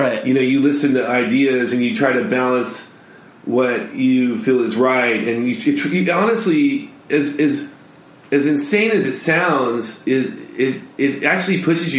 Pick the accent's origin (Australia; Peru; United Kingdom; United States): United States; Los Angeles, California; born or raised there; now in Orange County, United States